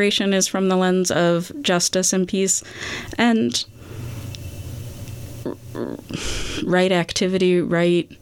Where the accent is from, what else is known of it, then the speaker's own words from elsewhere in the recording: Boston, Massachusetts, United States; I grew up in the Boston area in the 90s.